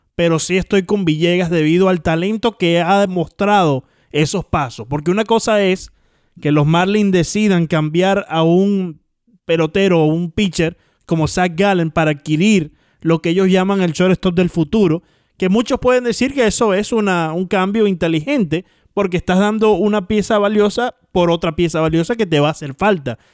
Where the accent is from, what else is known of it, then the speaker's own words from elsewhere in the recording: Miami, Florida, United States; yo me crié aquí en el Trio 5